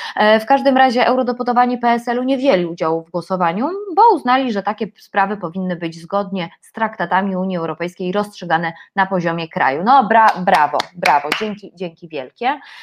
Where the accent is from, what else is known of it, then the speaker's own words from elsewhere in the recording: Silesian Voivodeship, Poland; ja jestem ślązaczką